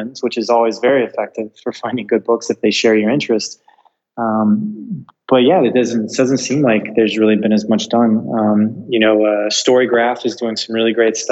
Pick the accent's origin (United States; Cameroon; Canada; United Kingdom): United States; moved away as an adult; now in Portugal; we are dual American EU citizens